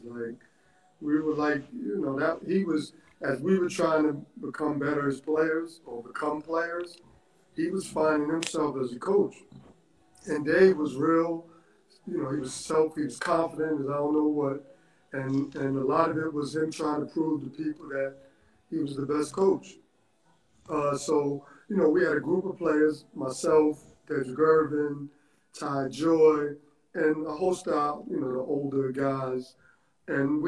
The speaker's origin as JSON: {"language": "English", "town": "New York City", "region": "New York", "country": "United States", "tie": "born or raised there", "also_born_or_lived": "Virginia", "said": "I grew up in Mitchell houses in the Bronx, and I wanted to be like my brothers"}